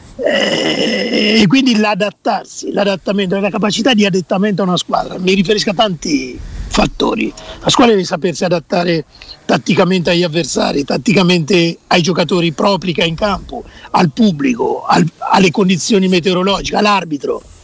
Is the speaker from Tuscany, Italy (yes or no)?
no; Perugia, Umbria, Italy; moved away; vicino al Tevere eh, c'era il mio paese